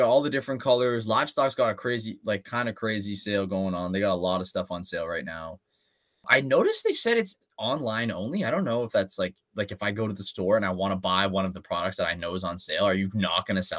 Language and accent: English; Canada; we're Canadian.